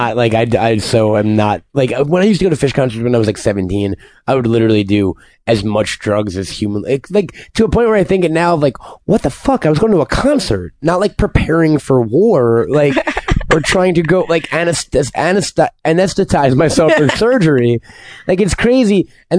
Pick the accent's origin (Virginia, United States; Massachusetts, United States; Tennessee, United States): Tennessee, United States; Chattanooga; Sure, I am. I'm from Chattanooga.